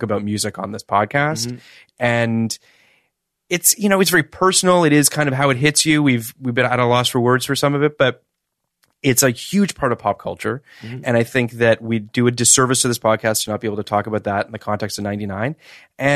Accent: Toronto, Ontario, Canada; I'm from Toronto

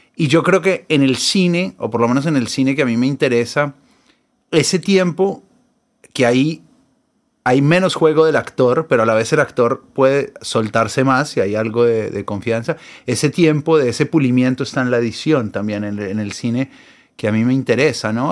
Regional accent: Colombia; now in Buenos Aires, Argentina; Yo vivo acá hace, un, hace mucho. Soy un, porteño colombiano

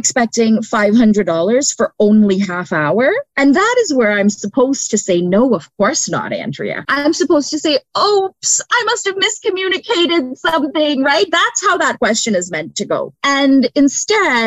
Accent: Canada; first language English; also born or lived in Brampton, Ontario / Windsor, Ontario / Scarborough, Ontario / Trinidad; as a Canadian

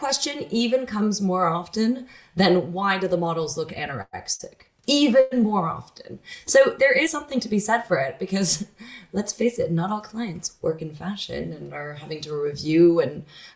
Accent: Canada; moved away; I, as a Canadian, have grown up with it

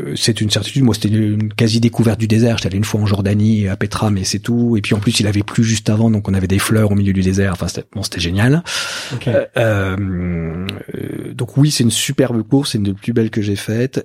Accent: Burgundy, Bourgogne-Franche-Comté, France; moi je viens de Bourgogne

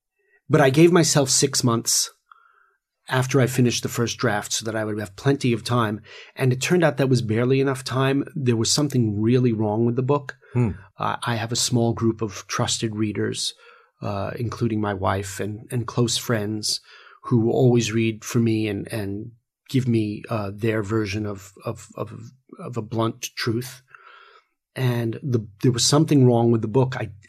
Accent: England, United Kingdom; also born or lived in New York; I grew up – although I'm a New Yorker, I spent a lot of my childhood in England.

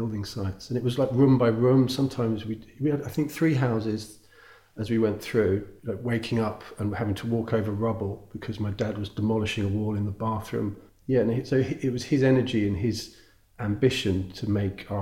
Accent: Greenford, London, United Kingdom; also born or lived in Perivale / Northolt; I was born in Perivale. And the first house was in Greenford

